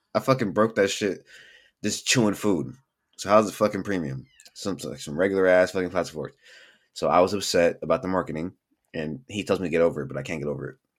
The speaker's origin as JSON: {"language": "English", "town": "Bellflower", "region": "California", "country": "United States", "tie": "born or raised there", "said": "born and raised in Bellflower, California."}